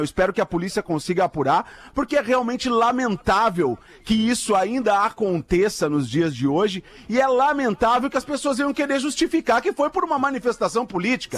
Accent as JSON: {"language": "Portuguese", "town": "Porto Alegre", "region": "Rio Grande do Sul", "country": "Brazil", "said": "como gaúcho porto-alegrense"}